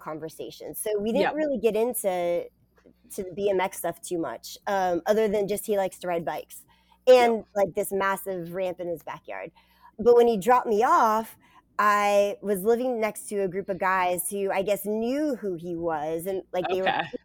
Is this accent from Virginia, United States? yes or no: yes; Northern Virginia, United States; moved away; also born or lived in Greenville, North Carolina; I came from Northern Virginia.